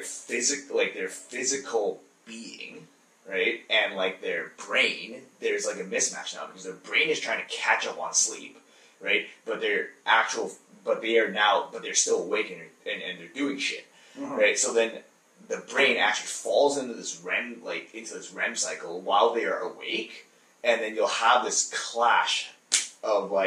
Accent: Edmonton, Alberta, Canada; also born or lived in Vancouver; I was born and raised here in Edmonton. First generation Canadian

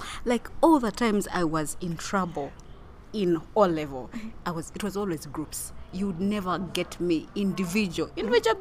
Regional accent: Kilembe, Western Region, Uganda; I was born in Kilembe

